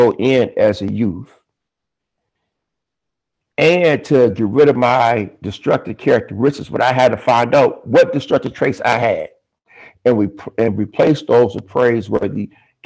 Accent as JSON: {"language": "English", "town": "Richmond", "region": "California", "country": "United States", "tie": "born or raised there", "said": "born and raised in Richmond, California"}